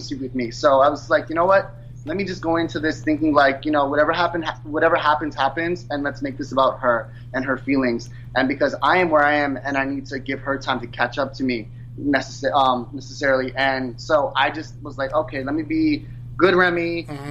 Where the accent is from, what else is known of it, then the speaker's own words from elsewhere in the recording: New York City, New York, United States; I'm from New York City. I'm born and raised